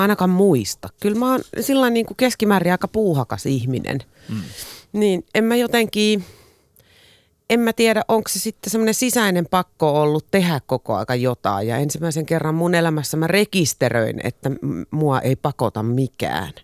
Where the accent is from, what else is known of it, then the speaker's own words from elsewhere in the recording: Espoo, Uusimaa, Finland; Olen espoolainen perheenäiti